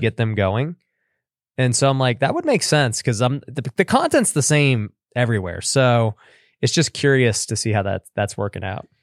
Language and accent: English; Las Vegas, Nevada, United States; I'm born and raised in Vegas.